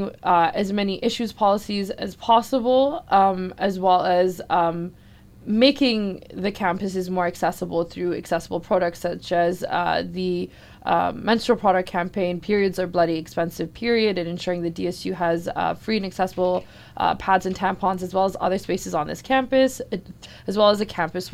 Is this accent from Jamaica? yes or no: no; Halifax, Nova Scotia, Canada; I was born and raised here in Jibuktuk, in Mi'kma'ki, popularized as Halifax, Nova Scotia